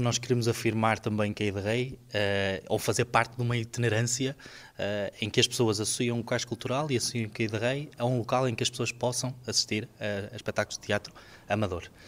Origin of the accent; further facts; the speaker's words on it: Marco de Canaveses, Porto District, Portugal; eu faço teatro particularmente desde os meus 11 anos. Uh, na terra onde eu nasci, que é a Taboada, em Mar de Canaveses